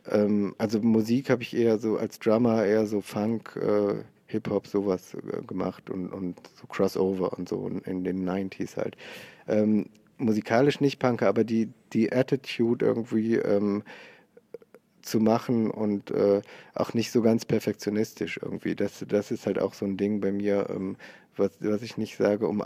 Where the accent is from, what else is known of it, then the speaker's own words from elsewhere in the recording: North Rhine-Westphalia, Germany; now in Cologne, Germany; ich komme aus, aus Oberberg, das ist bei Köln, so Bergisches Land, äh, eine Stunde von Köln und jetzt wohne ich in Köln. Da bin ich auf dem Dorf groß geworden.